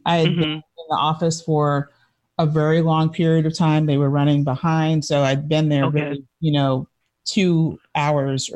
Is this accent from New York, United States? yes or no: yes; New York City, New York, United States; my entire life of growing up in New York City